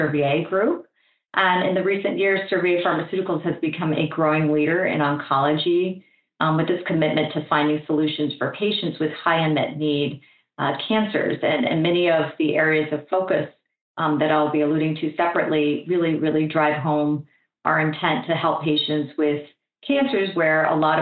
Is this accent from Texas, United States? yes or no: no; Florida, United States; moved away; I had returned to my hometown in Florida